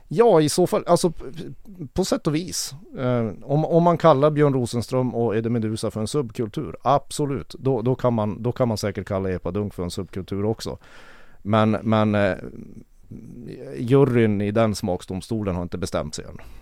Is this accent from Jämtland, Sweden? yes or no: no; Kiruna, Norrbotten County, Sweden; född och uppvuxen i Kiruna